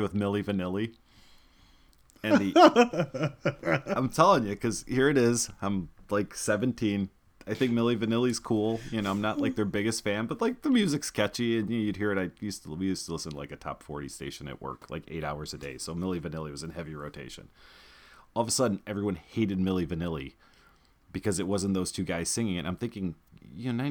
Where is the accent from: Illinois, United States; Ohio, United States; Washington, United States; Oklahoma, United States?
Illinois, United States; Chicago; I'm from Chicago.